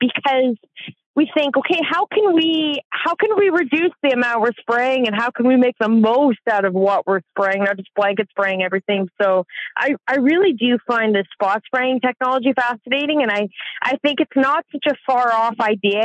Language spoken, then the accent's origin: English; Southern Alberta, Canada; I come from Southern Alberta. I live on an acreage just outside of a small town called Bow Island